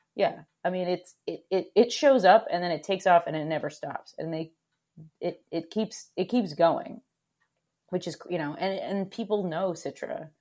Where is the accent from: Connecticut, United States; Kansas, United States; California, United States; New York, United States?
Connecticut, United States; also born or lived in Oregon / Vermont; I grew up in Connecticut